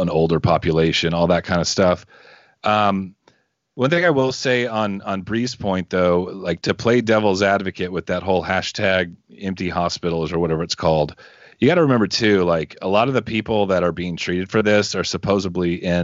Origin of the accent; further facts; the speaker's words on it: Southeast Texas, United States; I'm from Southeast Texas